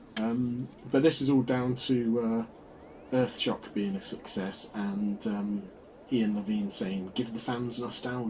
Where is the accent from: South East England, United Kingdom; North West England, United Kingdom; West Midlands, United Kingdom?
South East England, United Kingdom; Oxford; I grew up in Oxford